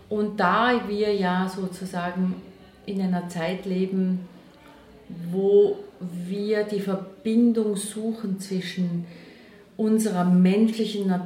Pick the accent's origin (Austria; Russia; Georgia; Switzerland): Switzerland; Allschwil, Basel-Landschaft; Na, ich bin aufgewachsen in Allschwil bei Basel mit einem Vater aus Österreich